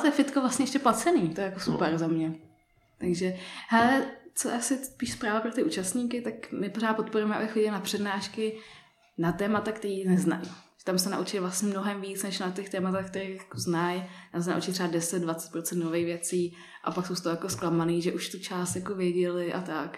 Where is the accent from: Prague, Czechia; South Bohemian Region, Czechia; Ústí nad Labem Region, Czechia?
Prague, Czechia; jak jsem vyrostla v Praze